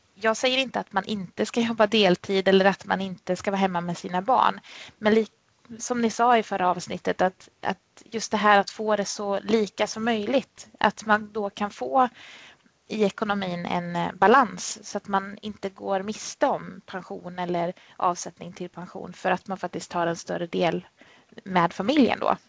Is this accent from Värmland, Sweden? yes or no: yes; Värmland, Sweden; moved away as an adult; now in Jönköping, Sweden; född och uppväxt i Värmland men kom ner hit till Småland då 2007 där jag jobbar och bor.